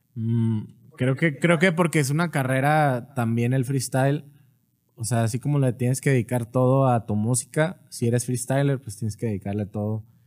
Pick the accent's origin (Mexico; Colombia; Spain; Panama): Mexico; Monterrey, Nuevo León; also born or lived in Nuevo Laredo; now in Guadalajara, Mexico; A los seis me fui a Monterrey.